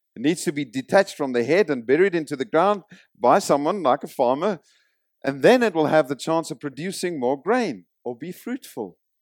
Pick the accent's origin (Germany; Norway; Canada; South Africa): South Africa; moved away; I come from South Africa. I did two years of military service, conscripted